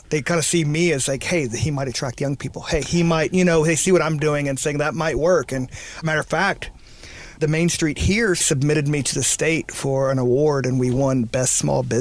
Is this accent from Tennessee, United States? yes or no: yes; Memphis, Tennessee, United States; also born or lived in Missouri / Sacramento, California; I was born in Missouri. My parents were divorced, so I got to bounce around a little bit. So I uh, I claim Memphis probably more home, but I went to high school in Sacramento, California.